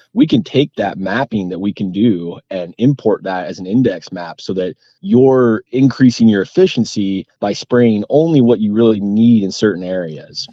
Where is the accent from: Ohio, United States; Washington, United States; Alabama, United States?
Washington, United States; Whatcom County; growing up in Whatcom County